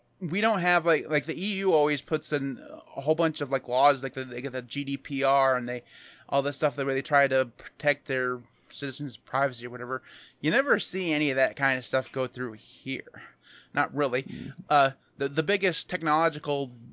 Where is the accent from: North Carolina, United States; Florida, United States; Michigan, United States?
Michigan, United States; I'm from Michigan. We don't say yeehaw here